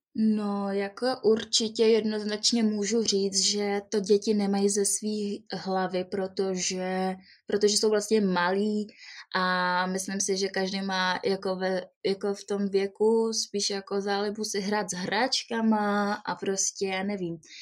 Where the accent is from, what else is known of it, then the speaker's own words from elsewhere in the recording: Jihlava, Vysočina Region, Czechia; also born or lived in Prague; Jsem z Jihlavy, Narodila jsem se v České republice